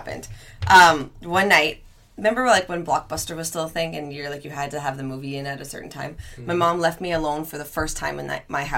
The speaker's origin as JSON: {"language": "English", "town": "Cambridge", "region": "Ontario", "country": "Canada", "said": "I'm from Cambridge, Ontario, so I used to work at this restaurant called Ernie's Roadhouse"}